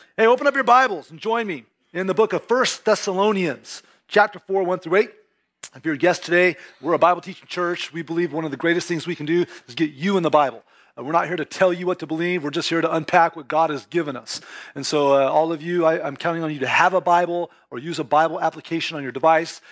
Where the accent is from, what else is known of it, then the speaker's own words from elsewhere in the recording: California, United States; first language English; like most Californians, I was raised with a lot of Spanish around me.